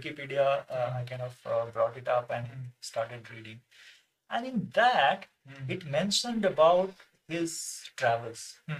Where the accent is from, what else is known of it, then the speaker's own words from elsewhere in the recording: Patna, Bihar, India; born in Patna, my home state, the capital of my home state.